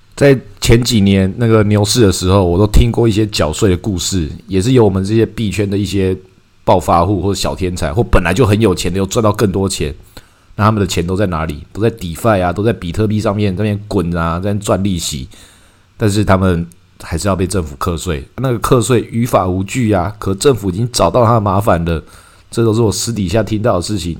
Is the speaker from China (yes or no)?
no; Taiwan; 我们台湾人